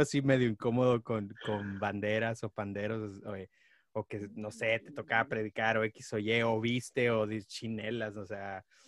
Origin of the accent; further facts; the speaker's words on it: Nuevo León, Mexico; now in United States; Yo nací en Nuevo León